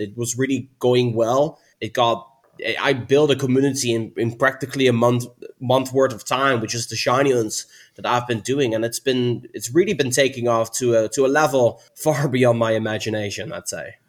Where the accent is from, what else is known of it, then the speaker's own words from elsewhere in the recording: Netherlands; I'm from the Netherlands